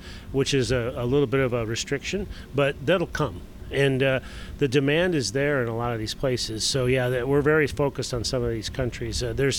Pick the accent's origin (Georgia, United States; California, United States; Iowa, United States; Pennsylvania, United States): Iowa, United States; I'm from Iowa, so the great state of Iowa